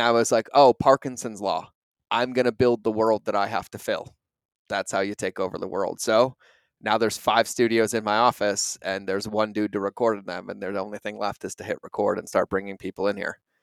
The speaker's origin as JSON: {"language": "English", "region": "New England", "country": "United States", "tie": "born or raised there", "moved": "as an adult", "said": "growing up in New England"}